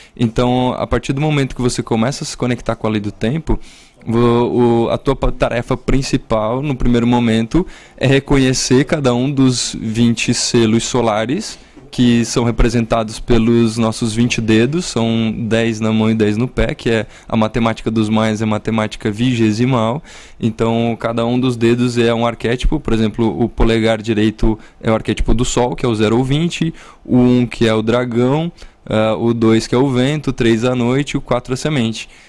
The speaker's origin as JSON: {"language": "Portuguese", "town": "Urupema", "region": "Santa Catarina", "country": "Brazil", "tie": "born or raised there", "also_born_or_lived": "São Joaquim", "moved": "yes", "said": "eu sou da Serra Catarinense, né? A minha família e minha origem é... Eu nasci em São Joaquim"}